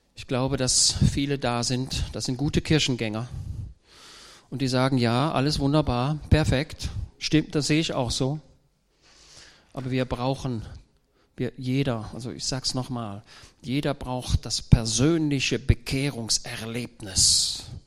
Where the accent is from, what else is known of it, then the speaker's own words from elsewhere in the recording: Germany; ich komme ja aus Deutschland